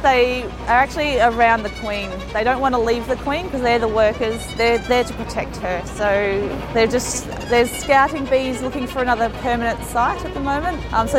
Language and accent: English; Australia; moved away as an adult; now in New York, United States; I've lived in New York for 18 months. I'm from Australia.